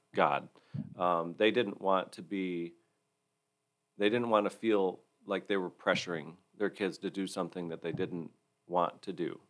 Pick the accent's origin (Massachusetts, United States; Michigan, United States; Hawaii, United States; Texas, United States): Michigan, United States; Hillsdale County; also born or lived in Florida; I grew up in the Hillsdale County area